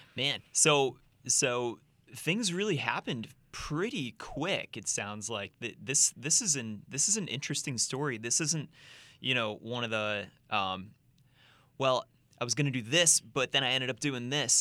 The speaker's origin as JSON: {"language": "English", "town": "Rochester", "region": "New York", "country": "United States", "also_born_or_lived": "New Jersey", "moved": "as an adult", "said": "I'm from Rochester, New York"}